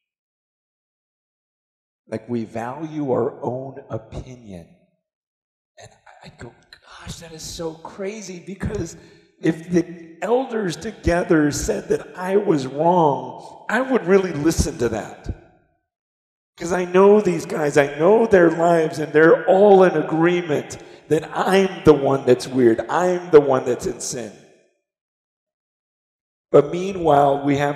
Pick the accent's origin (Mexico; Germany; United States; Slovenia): United States; growing up in America